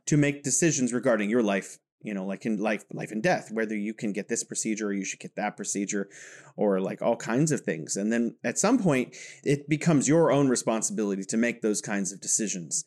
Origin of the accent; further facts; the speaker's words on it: California, United States; now in Wuhan, China; I am from California, but now I am located in beautiful Wuhan, China